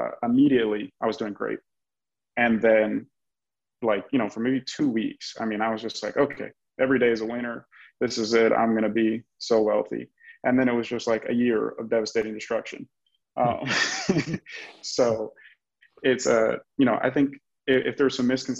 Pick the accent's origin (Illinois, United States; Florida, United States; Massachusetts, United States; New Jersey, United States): Florida, United States; Miami; I'm born and raised in Miami, Florida, where I still live today